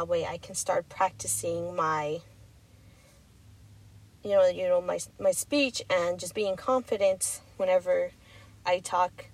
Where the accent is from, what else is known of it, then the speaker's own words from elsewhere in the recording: Texas, United States; I'm from Texas